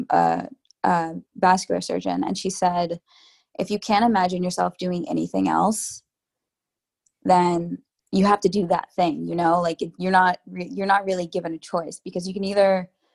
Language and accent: English; New York, United States; I'm a New Yorker through and through. And part of the reason I've stayed in New York my whole life